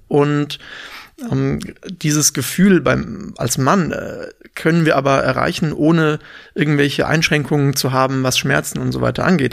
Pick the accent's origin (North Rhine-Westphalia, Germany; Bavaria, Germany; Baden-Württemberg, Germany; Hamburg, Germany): Baden-Württemberg, Germany; Freiburg im Breisgau; moved away as an adult; also born or lived in St. Gallen, Switzerland; now in Berlin, Germany; komme ursprünglich aus Freiburg im Schwarzwald